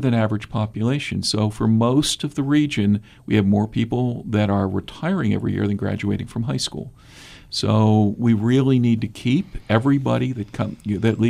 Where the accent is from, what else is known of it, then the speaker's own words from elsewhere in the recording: Pittsburgh, Pennsylvania, United States; also born or lived in Minnesota / Washington, D.C.; now in Southeast Ohio, United States; I'm originally from Pittsburgh. I'm Appalachian by birth